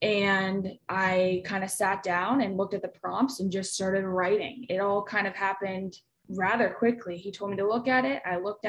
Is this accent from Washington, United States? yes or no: no; Pittsburgh, Pennsylvania, United States; I'm from Pittsburgh, Pennsylvania. Went to West Allegheny High School right over here by the airport in Pittsburgh.